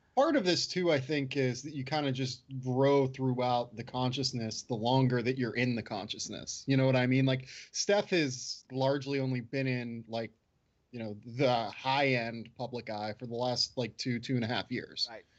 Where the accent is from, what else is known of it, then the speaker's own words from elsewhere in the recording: Pittsburgh, Pennsylvania, United States; growing up in Pittsburgh